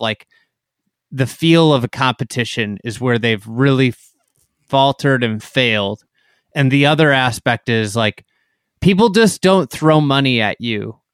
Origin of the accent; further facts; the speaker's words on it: Chicago, Illinois, United States; I'm a Chicagoan